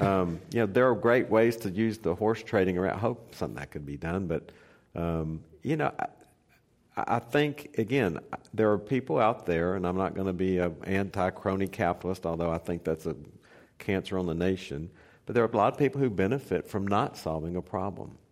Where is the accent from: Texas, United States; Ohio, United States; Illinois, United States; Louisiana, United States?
Texas, United States; near Beaumont; Beaumont, Texas, which is right up the street from my hometown